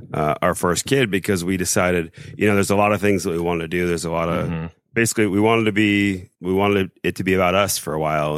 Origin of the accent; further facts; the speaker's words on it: Indianapolis, Indiana, United States; moved away; also born or lived in South Bend; So I'm from Indianapolis originally.